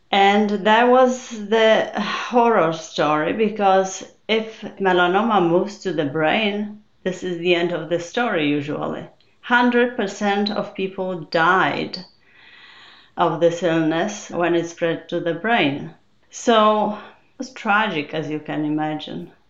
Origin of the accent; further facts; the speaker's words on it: Poland; moved away as an adult; now in United States; I came from Poland. There will be 33 years ago.